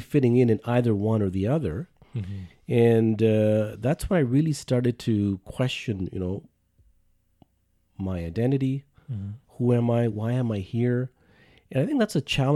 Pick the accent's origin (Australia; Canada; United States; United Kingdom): Canada; spending most of my life here, I would say I'm more Canadian